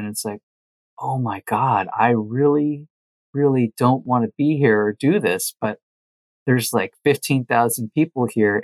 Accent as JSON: {"language": "English", "region": "rural Connecticut", "country": "United States", "tie": "born or raised there", "also_born_or_lived": "Los Angeles, California", "moved": "as an adult", "said": "I moved with my band from Connecticut to LA, to Hollywood"}